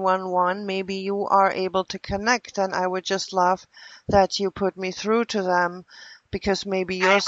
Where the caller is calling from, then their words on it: Milwaukee, Wisconsin, United States; I'm calling from Milwaukee, and this is regarding a group of stalkers who apparently are messing with the FBI phone system.